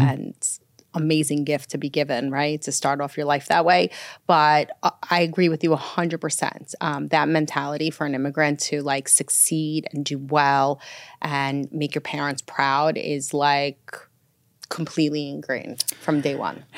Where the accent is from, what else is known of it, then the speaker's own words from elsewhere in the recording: New York City, New York, United States; also born or lived in Minsk, Belarus / Roslyn, Long Island, New York; settled into Brooklyn first and, um, lived there until about the age of ten. And then my parents moved to Roslyn, Long Island